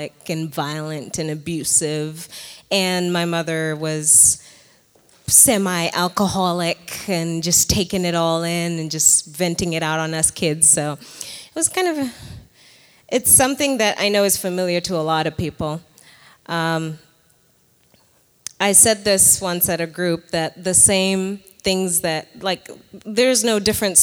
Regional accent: Nairobi, Kenya; moved away as an adult; now in United States; I was born in Nairobi, Kenya

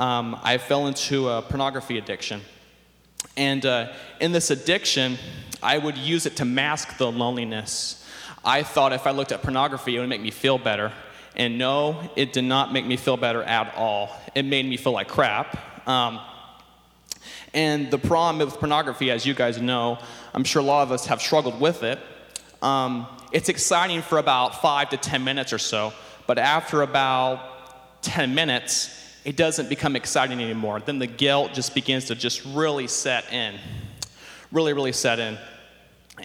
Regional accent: Sacramento, California, United States; I grew up here in the Sacramento area

